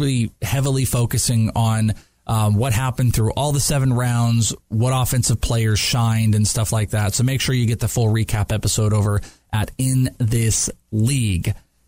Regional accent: Wales, United Kingdom; I'm Welsh.

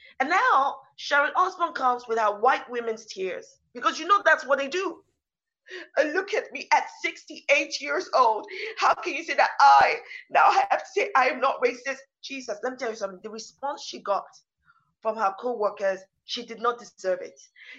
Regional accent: Nigeria; also born or lived in East Africa / United States; now in United Kingdom; So I grew up partly in Nigeria. We also moved for a while to East Africa. And in the States on some of my younger years, and in the United Kingdom for most of my adult life.

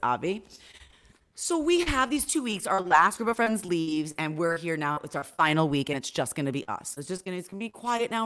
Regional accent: upstate New York, United States; I'm an upstate New Yorker

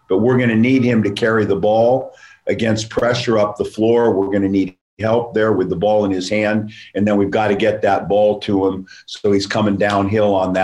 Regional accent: La Crescenta, California, United States; It was our area, Glendale, La Crescenta, and we were an all-white school.

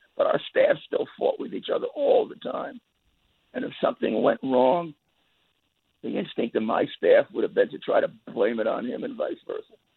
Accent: New York City, New York, United States; I came from Brooklyn

